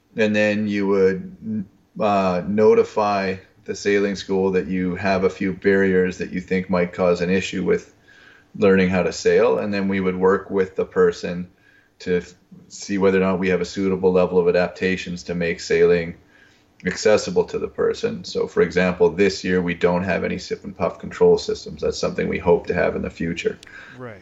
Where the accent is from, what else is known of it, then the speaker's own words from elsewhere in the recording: Winnipeg, Manitoba, Canada; I'm from Winnipeg, which is in the middle of the pra- Canadian prairies